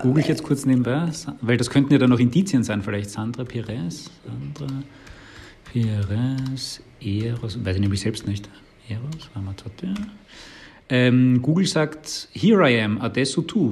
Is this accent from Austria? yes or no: yes; Baden, Lower Austria, Austria; ich komme aus Baden